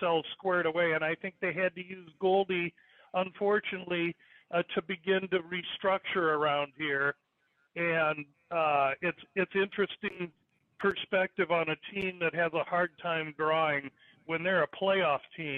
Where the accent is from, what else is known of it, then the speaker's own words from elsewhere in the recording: Omaha, Nebraska, United States; also born or lived in Chicago; now in Arizona, United States; I'm from Omaha, Nebraska.